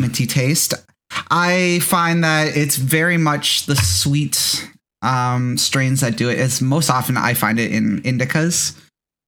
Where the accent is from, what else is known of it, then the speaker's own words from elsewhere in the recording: Mississauga, Ontario, Canada; That's my hometown.